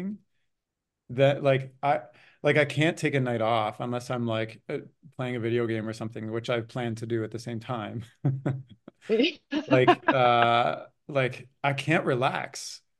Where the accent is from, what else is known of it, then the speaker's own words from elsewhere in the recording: Canada; I grew up in Canada and there's like no stop motion opportunity.